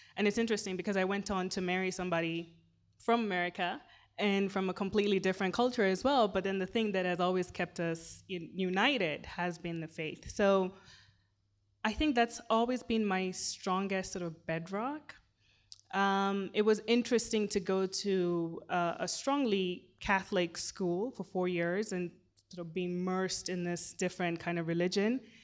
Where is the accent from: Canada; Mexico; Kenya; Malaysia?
Kenya; first language Swahili; English is a second language; I'm a Kenyan Muslim woman, and I live in Nairobi